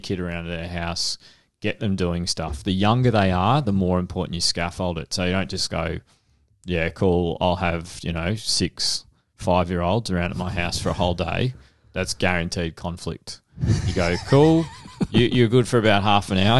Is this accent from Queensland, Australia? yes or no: no; Frankston, Victoria, Australia; where I grew up in Frankston